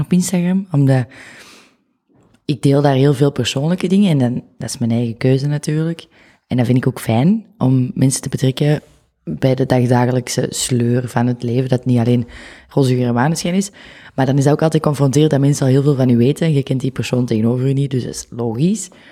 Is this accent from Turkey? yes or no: no; the Kempen, Flanders, Belgium; accent: Kempisch; moved away as an adult; also born or lived in Tilburg, Netherlands / Oud-Turnhout; now in Antwerp, Belgium; ik ben daarna opgegroeid in de Kempen